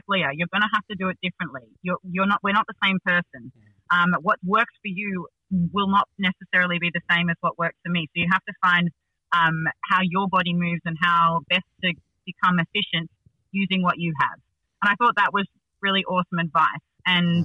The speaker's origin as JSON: {"language": "English", "town": "Sydney", "region": "New South Wales", "country": "Australia", "tie": "born or raised there", "said": "I grew up in the Northern Beaches"}